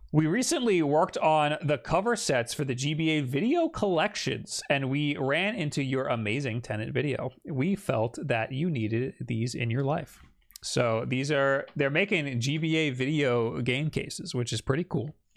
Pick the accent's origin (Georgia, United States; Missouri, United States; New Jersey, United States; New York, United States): New York, United States; Long Island; accent: Long Island; now in New York City, United States; when I'm around other Long Island people, my accent gets way